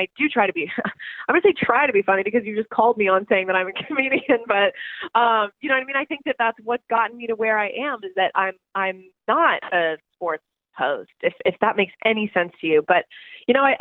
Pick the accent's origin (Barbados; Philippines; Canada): Canada; I was born in Canada